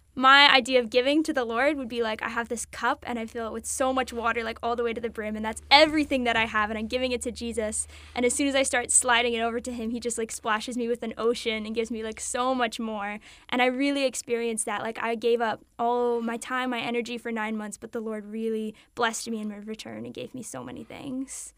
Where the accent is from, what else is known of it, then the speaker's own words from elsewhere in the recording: South Carolina, United States; also born or lived in Delaware; I was born in Delaware, but I grew up um, in South Carolina. We moved here when I was little.